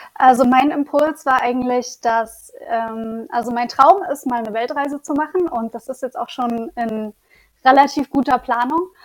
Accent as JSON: {"language": "German", "town": "Leipzig", "region": "Saxony", "country": "Germany", "also_born_or_lived": "Lübeck / Bremen", "moved": "as an adult", "said": "Also ich komme ursprünglich aus Leipzig und war schon in Lübeck und Bremen und ähm, bin jetzt wieder in Leipzig zurück"}